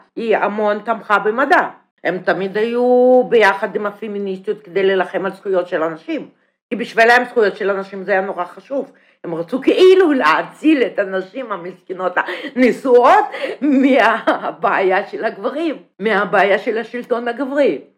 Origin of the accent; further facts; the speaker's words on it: Russia; Hebrew is a second language; moved away as an adult; now in Israel; אני באה מרוסיה